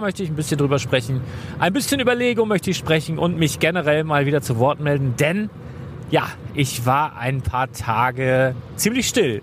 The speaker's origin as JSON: {"language": "German", "region": "Northern Germany", "country": "Germany", "said": "für mich als Norddeutscher"}